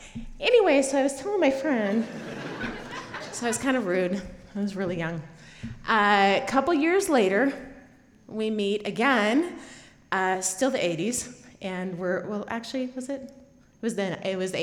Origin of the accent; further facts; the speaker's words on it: Boise, Idaho, United States; I grew up in Boise, and he grew up in Stanley, Chalice area, and to me, or to my mother-in-law, I have been the city girl